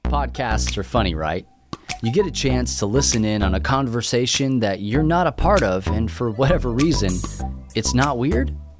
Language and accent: English; New Mexico, United States; also born or lived in England; now in Texas, United States; I'm from New Mexico